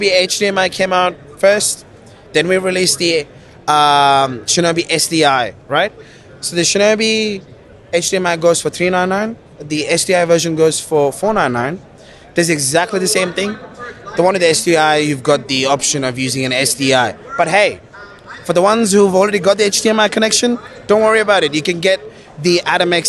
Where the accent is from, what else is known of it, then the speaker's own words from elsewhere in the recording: Kuwait; also born or lived in Sri Lanka; now in Australia; So I'm Sri Lankan, but I was born and raised in the Middle East in Kuwait